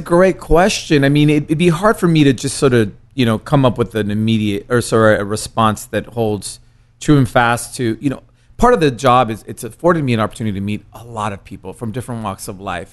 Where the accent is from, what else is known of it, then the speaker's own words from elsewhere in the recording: San Francisco, California, United States; English is a second language; moved away as an adult; also born or lived in Mexico; now in East Coast, United States; growing up in San Francisco